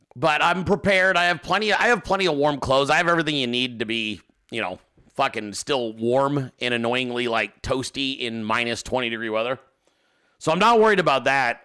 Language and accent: English; Alaska, United States; I was born in Alaska. Uh, my family is all from Alaska